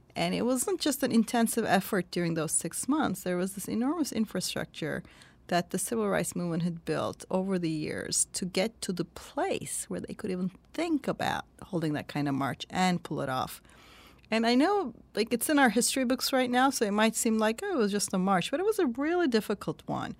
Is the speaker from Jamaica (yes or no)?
no; Turkey; born or raised there; moved away